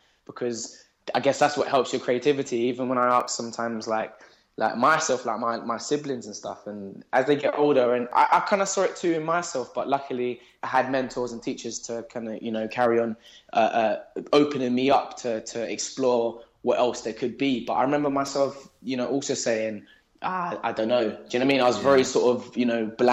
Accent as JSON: {"language": "English", "region": "London", "country": "United Kingdom", "tie": "born or raised there", "moved": "yes", "lives_now": "Surrey, United Kingdom", "said": "I grew up in Southeast London, and I grew up with my three other cousins and my mum"}